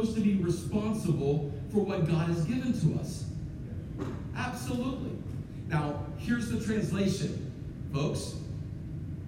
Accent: United States

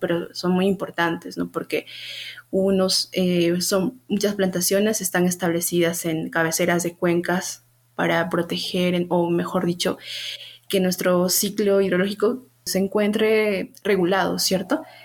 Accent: Huancayo, Junín, Peru; moved away as an adult; also born or lived in Lima; decidí volver aquí a, a Huancayo, de donde soy yo, y poder este, conocer más de mi, de mi ciudad

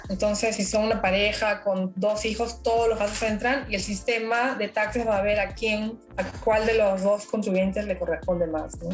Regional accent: Peru; now in Canada; Pero lo bueno, por ejemplo, yo soy de Perú, ¿no?

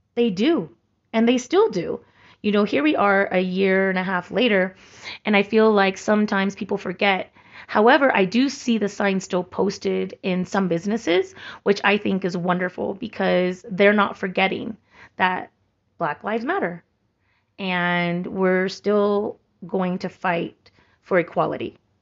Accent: Santa Cruz, California, United States; moved away; my hometown of Santa Cruz

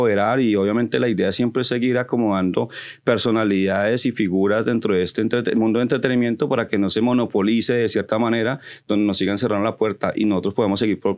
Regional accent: Colombia; porque yo soy colombiano, me voy a crear un grupo de colombianos donde nos apoyemos los colombianos

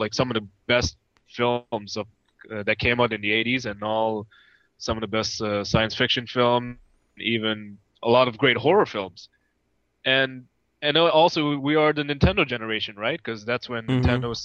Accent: Toronto, Ontario, Canada; also born or lived in Dubai / Staten Island / Montreal; Then moved to Montreal, Canada, and from there came to Toronto in 92. But growing up in Canada

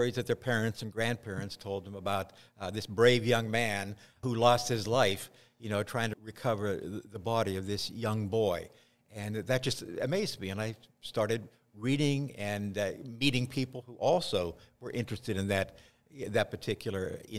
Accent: New Castle, Pennsylvania, United States; moved away as an adult; also born or lived in Gettysburg, Pennsylvania; now in Matawan, United States; I was born in Newcastle, Pennsylvania, which is in western Pennsylvania. It's northwest of Pittsburgh.

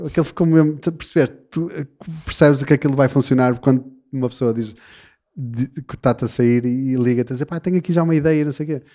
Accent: Portugal; somos portugueses

